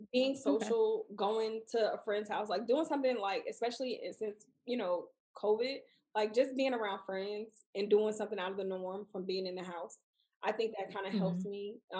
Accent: Houston, Texas, United States; and we're both from Houston.

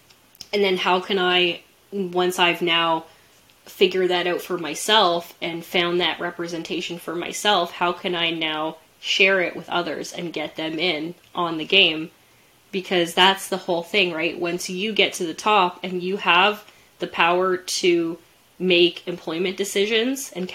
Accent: Canada; somebody growing up in Canada

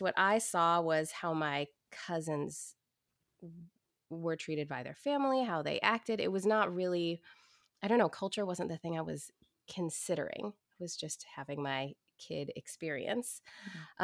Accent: Portland, Oregon, United States; I grew up in Portland, Oregon in the 80s

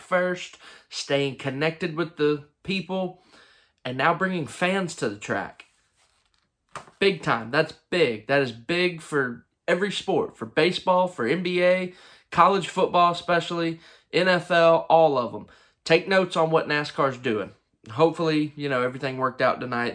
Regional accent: Charlotte, North Carolina, United States; I'm from Charlotte. I love Charlotte.

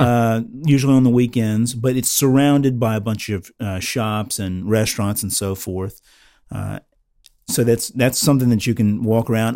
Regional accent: Florida, United States; moved away; I'm originally from Florida.

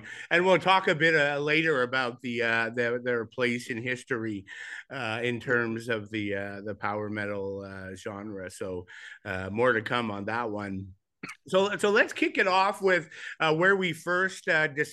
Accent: Montreal, Quebec, Canada; growing up in Montreal

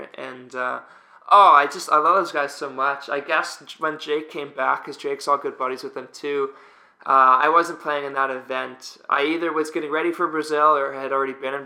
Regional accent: Australia; accent: Aussie; my Aussie accent's

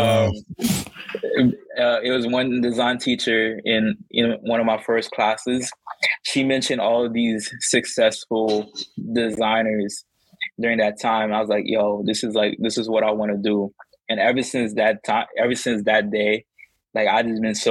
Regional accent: New York City, New York, United States; also born or lived in Fort Greene, Brooklyn; I grew up in Canarsie and then went to Fort Greene

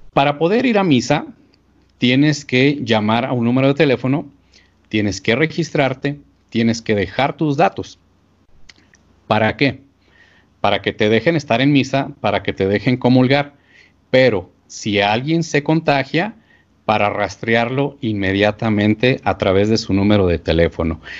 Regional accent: Archdiocese of Chihuahua, Mexico; aquí en la arquidiócesis de donde yo soy, la arquidiócesis de Chihuahua

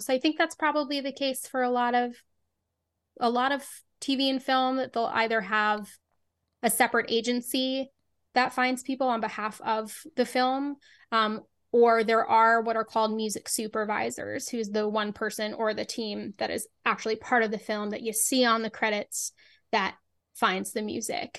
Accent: Boston, Massachusetts, United States; I grew up in Boston

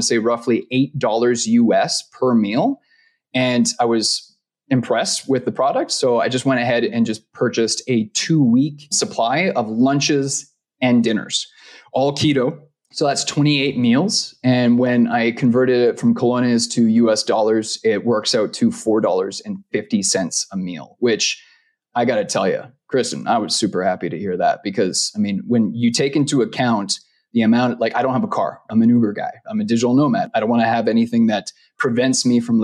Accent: Vancouver, British Columbia, Canada; moved away as an adult; now in Costa Rica; I'm from Vancouver

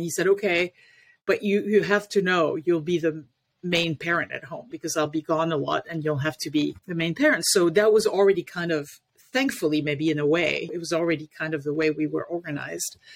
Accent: Paris, Île-de-France, France; now in Washington D.C. area, United States; I was born and raised in Paris, France

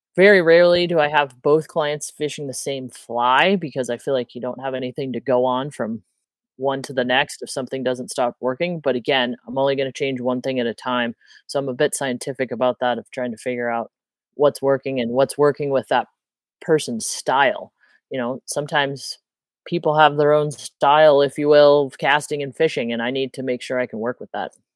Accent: Midwest, United States; moved away as an adult; now in Montana, United States; I grew up in the Midwest

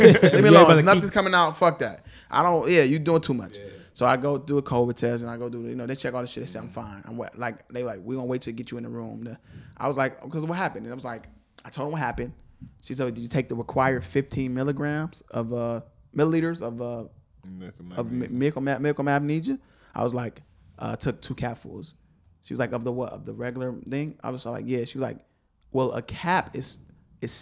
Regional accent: Cleveland, Ohio, United States; We're from Cleveland too

